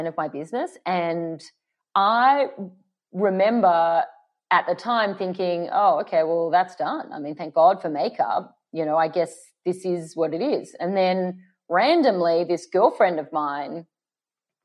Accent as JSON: {"language": "English", "town": "Sydney", "region": "New South Wales", "country": "Australia", "tie": "born or raised there", "moved": "as an adult", "lives_now": "Los Angeles, United States", "said": "our house in Paddington, where I grew up in Sydney"}